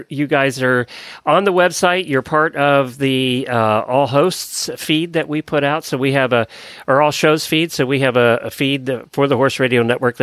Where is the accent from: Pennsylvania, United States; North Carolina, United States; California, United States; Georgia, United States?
Pennsylvania, United States; I grew up in Pennsylvania